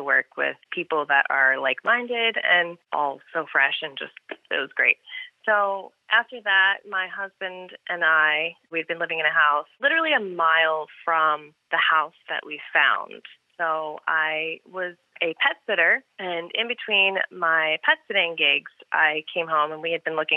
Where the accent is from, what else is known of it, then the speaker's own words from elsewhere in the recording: Philadelphia, Pennsylvania, United States; I grew up in Northeast Philadelphia